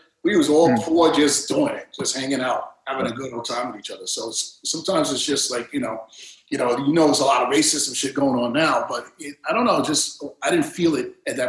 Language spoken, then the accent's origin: English; Coney Island, New York, United States; also born or lived in Brighton Beach; Wayne Beach, Coney Island.